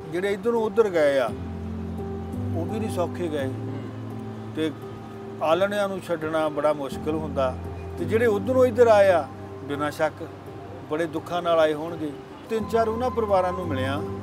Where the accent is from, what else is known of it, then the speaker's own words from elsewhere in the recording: Singriwala, Punjab, India; ਜਦੋਂ ਮੈਂ ਹੋਸ਼ ਸੰਭਾਲੀ ਸਾਡੇ ਪਿੰਡ ਦੇ ਵਿੱਚ ਕੋਈ ਚੌਥਾ ਹਿੱਸਾ ਮੁਸਲਮਾਨਾਂ ਦੀ ਆਬਾਦੀ ਸੀ